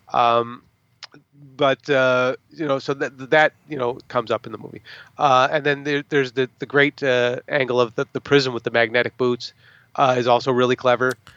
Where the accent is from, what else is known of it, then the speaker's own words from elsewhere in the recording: United States; as an American, uh, moviegoer